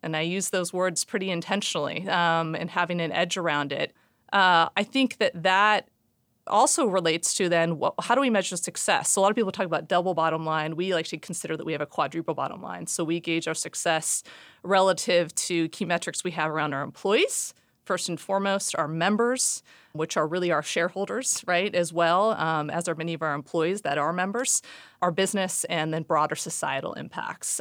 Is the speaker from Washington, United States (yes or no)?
yes; Seattle, Washington, United States; born and raised in Seattle